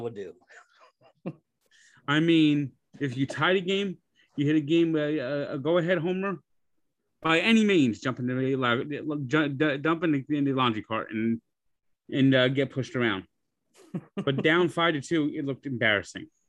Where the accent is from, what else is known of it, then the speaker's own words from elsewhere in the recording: New Jersey, United States; also born or lived in Montana; I was born in Montana and moved to New Jersey. My parent, my father was in, is from New Jersey, okay. was serving in the Air Force at the time.